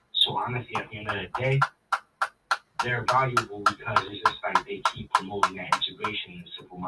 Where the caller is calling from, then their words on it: Pleasantville, New Jersey, United States; I'm …, and I come from Pleasantville, Atlantic City, New Jersey.